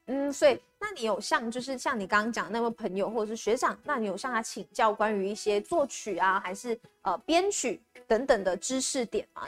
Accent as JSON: {"language": "Chinese", "country": "Malaysia", "moved": "yes", "lives_now": "Taiwan", "said": "因为我们身为马来西亚人，然后因为疫情的关系，是没有办法回家"}